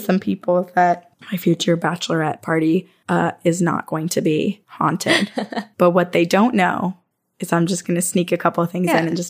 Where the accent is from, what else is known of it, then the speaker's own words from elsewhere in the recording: Vermont, United States; moved away; I'm from Vermont.